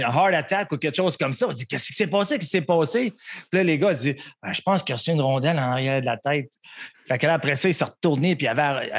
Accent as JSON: {"language": "French", "town": "Montreal", "region": "Quebec", "country": "Canada", "tie": "born or raised there", "said": "un petit Québécois, un petit... j'ai grandi à Montréal"}